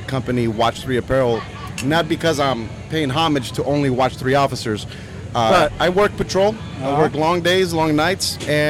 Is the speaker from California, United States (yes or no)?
yes; South Gate, California, United States; also born or lived in Long Beach; now in Riverside, United States; I grew up in Southgate.